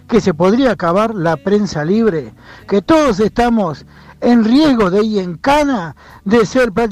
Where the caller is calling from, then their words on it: Buenos Aires, Argentina; voy a hacer un asadito porque viene mi cuñada y su pareja.